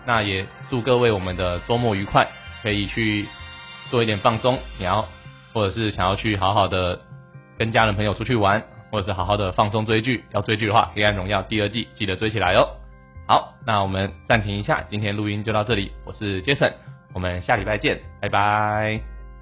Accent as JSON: {"language": "Chinese", "country": "Taiwan", "said": "我们台湾人"}